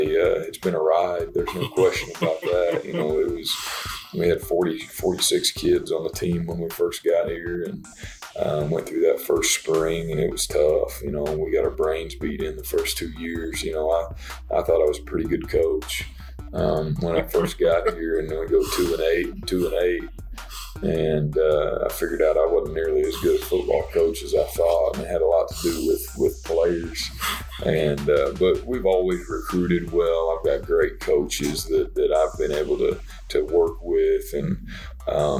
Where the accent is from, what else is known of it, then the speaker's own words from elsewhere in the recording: Beaver, Oklahoma, United States; I'm an Oklahoma kid. I grew up here in the state. I grew up in Beaver, Oklahoma.